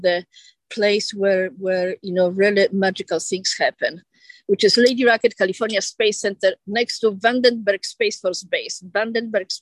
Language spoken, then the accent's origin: English; Warsaw, Masovian Voivodeship, Poland; moved away as an adult; also born or lived in Italy; now in United States; I was at that time in Warsaw, Poland, under the Soviet domination